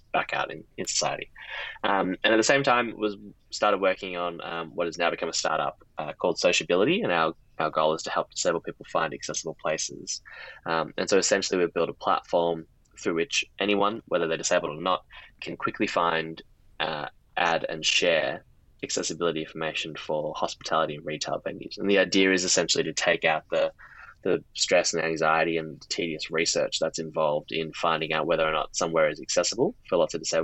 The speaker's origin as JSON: {"language": "English", "town": "Melbourne", "region": "Victoria", "country": "Australia", "also_born_or_lived": "Oxford, United Kingdom", "moved": "as an adult", "lives_now": "London, United Kingdom", "said": "I'm from Melbourne"}